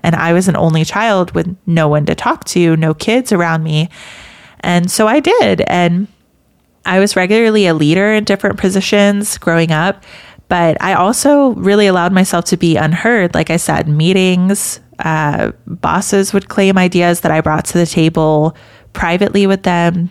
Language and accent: English; American South, United States; I grew up in the American South